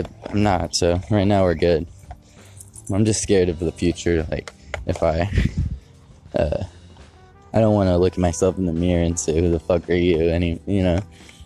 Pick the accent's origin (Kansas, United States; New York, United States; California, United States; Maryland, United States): California, United States; Modesto; moved away; I grew up in Modesto